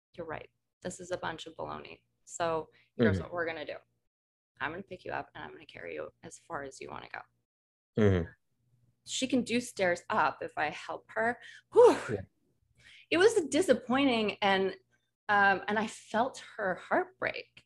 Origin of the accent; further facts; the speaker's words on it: Colorado, United States; Growing up in Colorado